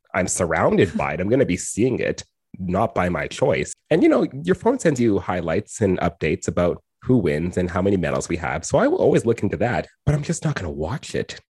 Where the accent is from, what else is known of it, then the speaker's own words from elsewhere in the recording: Edmonton, Alberta, Canada; I grew up in Edmonton and West Edmonton Mall